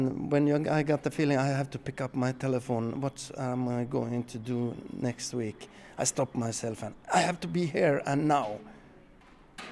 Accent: Pajala, Norrbotten County, Sweden; moved away as an adult; now in Skåne, Sweden; I was born and raised in Pajala, north of the Arctic Circle, but now I live in the very south of Sweden.

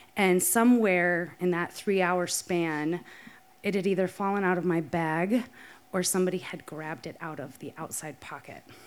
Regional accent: Rapid City, South Dakota, United States; moved away as an adult; also born or lived in Minneapolis, Minnesota; moved from my hometown of Rapid City, South Dakota, to go all the way to University of Minnesota, Twin Cities

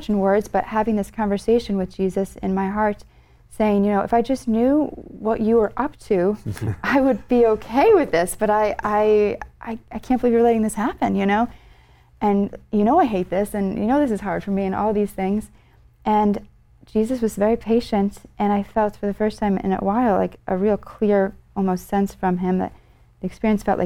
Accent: Connecticut, United States; I grew up in Connecticut

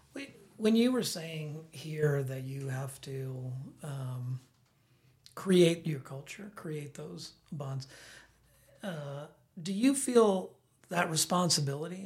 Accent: the South, United States; now in Bend, United States; I'm from the South.

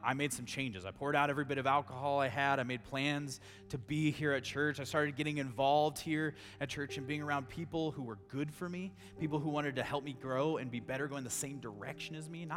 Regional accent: Grand Junction, Colorado, United States; also born or lived in Durango; I grew up here in Grand Junction, born and raised

